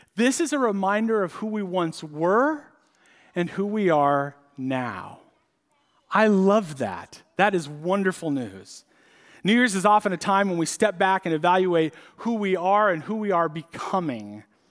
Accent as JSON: {"language": "English", "town": "San Diego", "region": "California", "country": "United States", "tie": "born or raised there", "moved": "yes", "said": "I grew up in San Diego"}